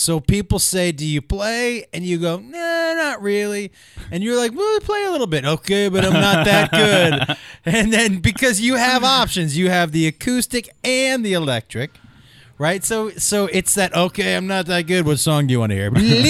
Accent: East Coast, United States; I grew up on the East Coast.

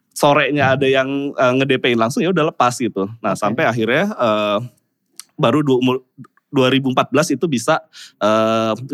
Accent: South Jakarta, Jakarta, Indonesia; pasti kan gue lahir di Jaksel, gue uh, gede di Jaksel maunya juga menua di Jaksel gitu ya

